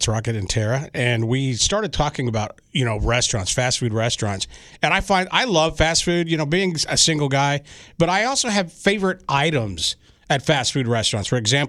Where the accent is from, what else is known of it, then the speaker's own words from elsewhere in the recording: Texas, United States; now in Missouri, United States; and I grew up with that in Texas.